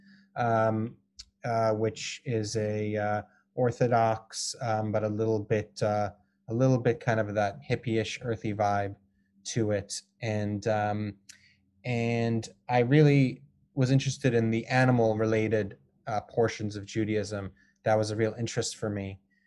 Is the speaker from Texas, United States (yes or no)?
no; Boulder, Colorado, United States; also born or lived in Israel; I grew up in Boulder, Colorado